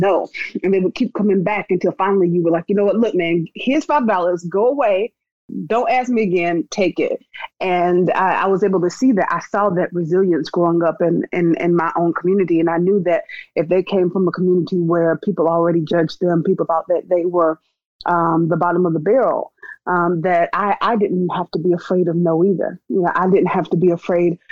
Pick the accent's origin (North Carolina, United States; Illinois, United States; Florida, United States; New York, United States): North Carolina, United States; Wilson; I grew up in North Carolina. I was born in North Carolina in a little town called Wide Awake Wilson